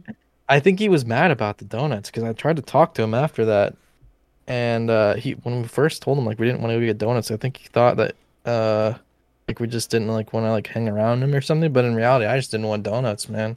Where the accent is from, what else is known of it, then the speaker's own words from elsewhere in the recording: Tulsa, Oklahoma, United States; my hometown